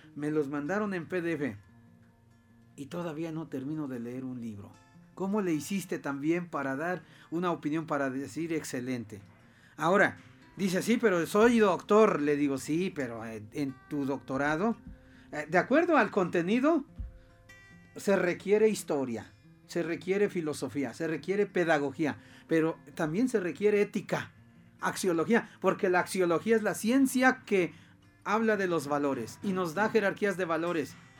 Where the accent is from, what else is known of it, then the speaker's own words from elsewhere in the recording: Tlachichuca, Puebla, Mexico; moved away; a mi pueblo, a, un pueblo de Tlachichuca